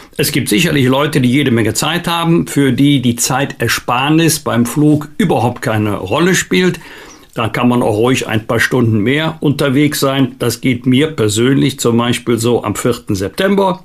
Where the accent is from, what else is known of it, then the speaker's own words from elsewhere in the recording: Germany; bei uns in Deutschland